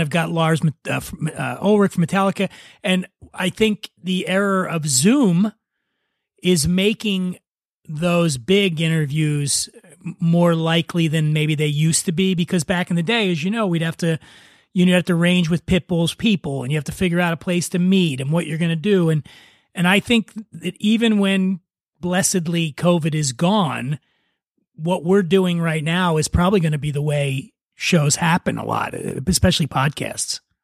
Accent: Philadelphia, Pennsylvania, United States; now in Los Angeles, United States; I'm from Philadelphia

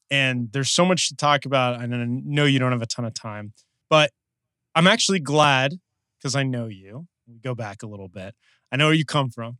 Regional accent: Los Angeles, California, United States; we're both from Los Angeles

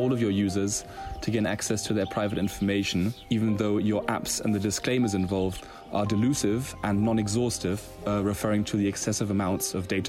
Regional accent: Germany; I'm from Germany

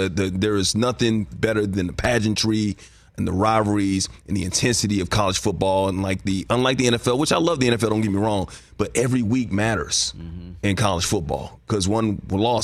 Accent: Alabama, United States; I grew up in Alabama

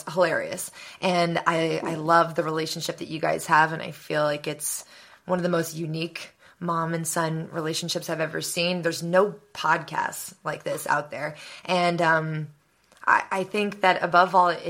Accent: San Francisco, California, United States; moved away as an adult; now in Los Angeles, United States; I'm from San Francisco, East Bay area

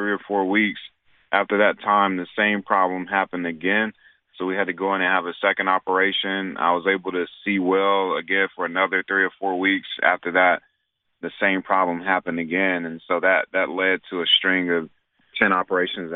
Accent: Raleigh, North Carolina, United States; I grew up in Raleigh, North Carolina

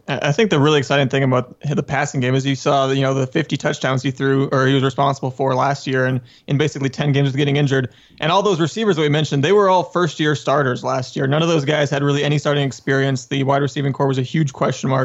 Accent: Southern California, United States; I, I grew up in Southern California

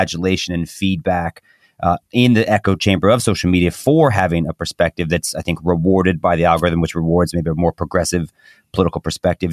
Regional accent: Titusville, Florida, United States; I'm also from Titusville, Florida

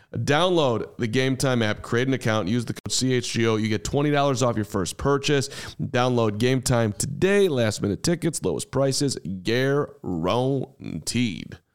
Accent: Highland Park, Illinois, United States; I grew up in Highland Park, Illinois

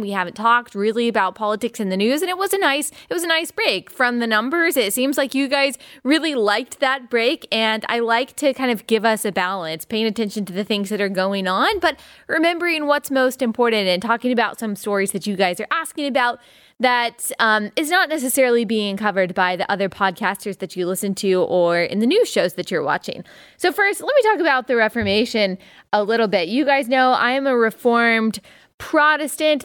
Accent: Dallas, Texas, United States; moved away as an adult; also born or lived in Greenville, South Carolina; I grew up in Dallas, Texas

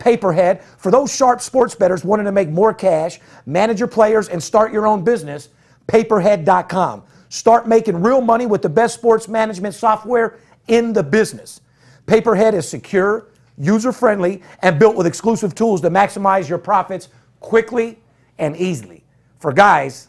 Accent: Las Vegas, Nevada, United States; third generation born and raised in Las Vegas

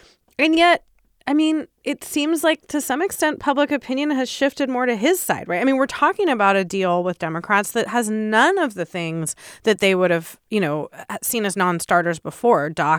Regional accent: San Diego, California, United States; I grew up in San Diego, and it feels like in California specifically, this is not as kind of hot button of an issue, even in border cities like San Diego

